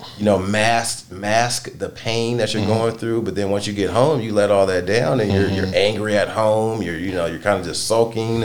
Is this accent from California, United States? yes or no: yes; the Bay Area, California, United States; I grew up in the Bay Area